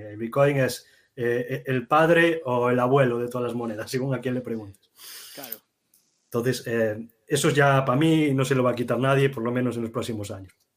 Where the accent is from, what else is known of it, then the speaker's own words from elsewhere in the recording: Galicia, Spain; los dos somos gallegos